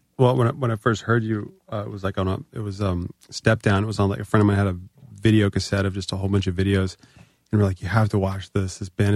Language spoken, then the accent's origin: English; Northern Virginia, United States; moved away as an adult; also born or lived in California; because I'm from Northern Virginia.